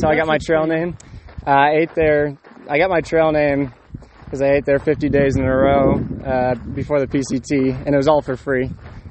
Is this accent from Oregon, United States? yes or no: yes; Portland, Oregon, United States; I'm from Portland, Oregon.